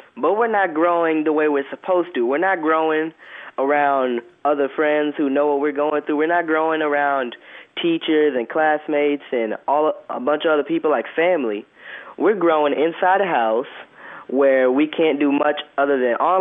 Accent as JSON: {"language": "English", "country": "United States", "said": "as an American"}